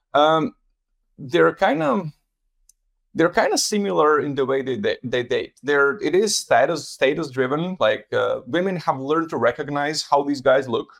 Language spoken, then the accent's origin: English; Latvia; moved away; I'm originally from Latvia